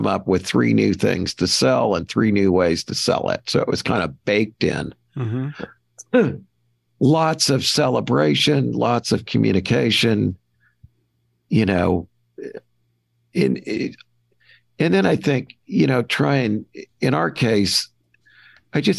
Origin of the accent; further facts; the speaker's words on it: Kirkwood, Missouri, United States; I grew up in Kirkwood, Missouri, which is a St. Louis bedroom community.